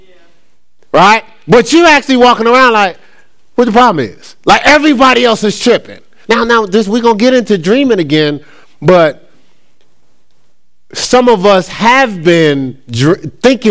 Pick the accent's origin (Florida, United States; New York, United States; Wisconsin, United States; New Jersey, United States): New Jersey, United States; Newark; growing up in Newark, in Newark, New Jersey.